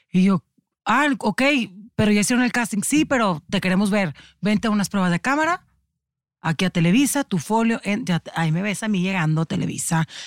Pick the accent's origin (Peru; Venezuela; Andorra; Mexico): Mexico; Tijuana, Baja California; yo soy de Tijuana